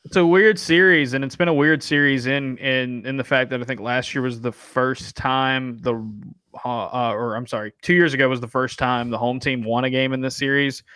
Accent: Atlanta, Georgia, United States; my mother was born in Atlanta and I was born in Atlanta too, um, but that side of the family is from Atlanta. And so, grew up going to Braves games

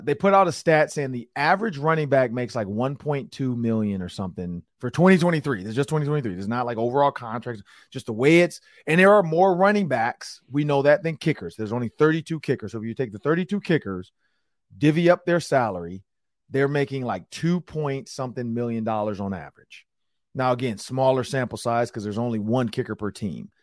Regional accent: Detroit, Michigan, United States; also born or lived in Penn Hills, Pennsylvania; I'm from Detroit, so I grew up, you know, I know Charles Woodson, grew up going to the Michigan games

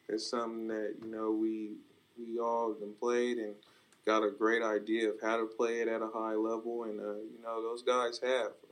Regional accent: Stockton, California, United States; I'm I'm from Stockton, California. You know, it's not the it's not the you know best city. Uh, it's very rough, and uh, you you got you you, you learn to, to develop some tough skin

